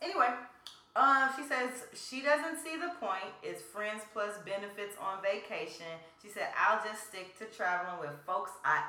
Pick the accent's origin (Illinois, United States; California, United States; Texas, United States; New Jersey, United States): Illinois, United States; Chicago; I'm from Chicago.